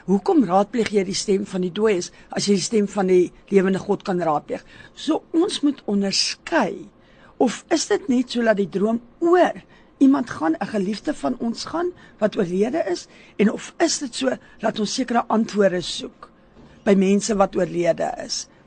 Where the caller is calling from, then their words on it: Bayview, South Africa; Goeiemôre … Ek's van Bayview se area.